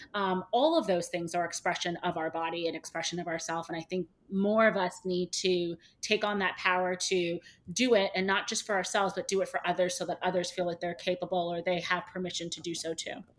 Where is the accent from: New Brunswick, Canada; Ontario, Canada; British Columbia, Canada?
Ontario, Canada; Toronto; moved away as an adult; now in New York, United States; I am originally from Toronto. I live in New York. I've been here for about seven years.